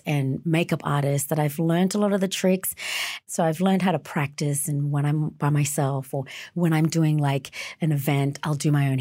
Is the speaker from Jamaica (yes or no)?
no; Darwin, Northern Territory, Australia; I grew up a lot in Darwin, which is a lot of moisture and a lot of heat